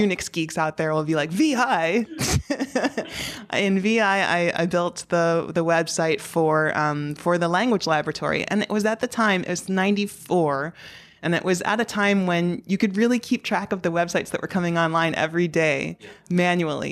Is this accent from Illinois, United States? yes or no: yes; Chicago South suburbs, Illinois, United States; moved away as an adult; also born or lived in San Jose / Dusseldorf / Portland / Nashville; now in New York City, United States; the Chicago South suburbs